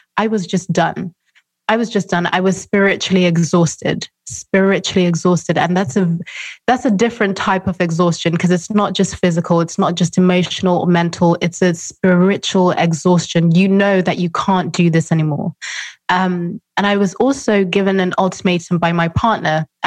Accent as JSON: {"language": "English", "country": "Zimbabwe", "said": "I'm from Zimbabwe, I'm African, very conservative background"}